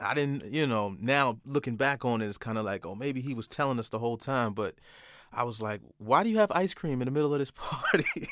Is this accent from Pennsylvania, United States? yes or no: no; Port Chester, New York, United States; also born or lived in Manhattan, New York / Bronx, New York; I'm from Portchester, New York, but, uh, Manhattan raised me, uh, and I played a lot in the Bronx as well